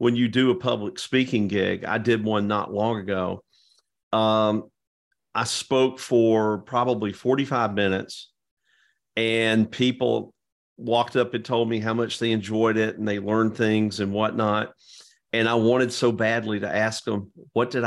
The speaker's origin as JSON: {"language": "English", "region": "Georgia", "country": "United States", "tie": "born or raised there", "moved": "yes", "lives_now": "Florida, United States", "said": "growing up in Georgia."}